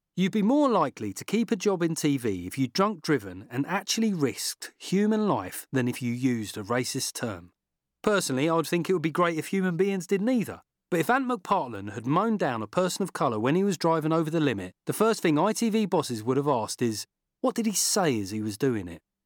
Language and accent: English; London, United Kingdom; When I was growing up in South London